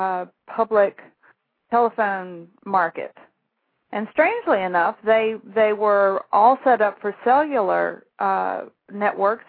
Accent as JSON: {"language": "English", "town": "Shreveport", "region": "Louisiana", "country": "United States", "also_born_or_lived": "Australia", "accent": "Southern", "moved": "as an adult", "said": "I'm from Shreveport, Louisiana"}